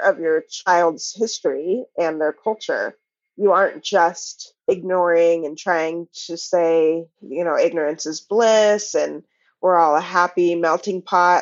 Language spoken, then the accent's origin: English; Pacific Northwest, United States; raised in the Pacific Northwest